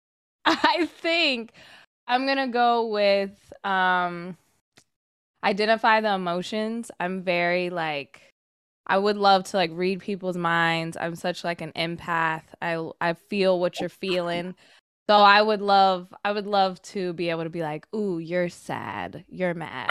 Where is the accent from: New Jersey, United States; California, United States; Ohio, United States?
California, United States; Sacramento; now in Los Angeles, United States; growing up in Sacramento